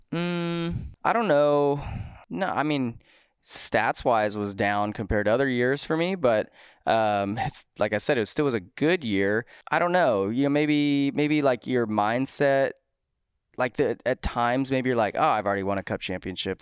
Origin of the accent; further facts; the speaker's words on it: United States; I'm thirty and I'm American